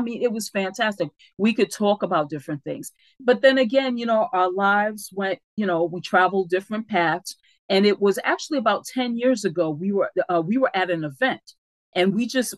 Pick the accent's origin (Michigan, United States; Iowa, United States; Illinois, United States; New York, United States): New York, United States; New York City; In the area where we grew up in the Bronx, our public housing development is called Bronx River.